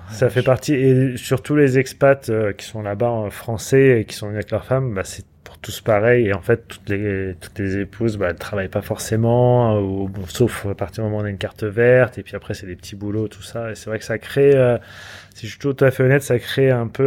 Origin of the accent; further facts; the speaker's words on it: United States; now in France; bah, comme je suis américain, je paierai des taxes aux États-Unis toute ma vie.